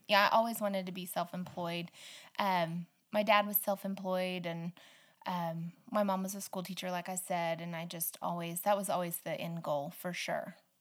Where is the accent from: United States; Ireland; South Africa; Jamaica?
United States; Stafford, Oklahoma; also born or lived in Butler, Oklahoma / Arapaho, Oklahoma; I grew up in Western Oklahoma, um, a little little tiny town called Stafford